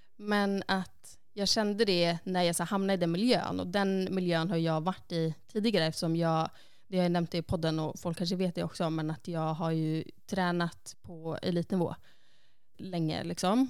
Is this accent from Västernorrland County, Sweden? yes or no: yes; Sundsvall, Västernorrland County, Sweden; moved away as an adult; now in Iceland; då var jag hemma i Sundsvall